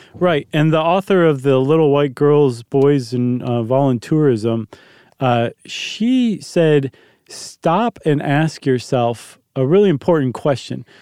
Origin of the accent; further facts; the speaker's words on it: United States; as an American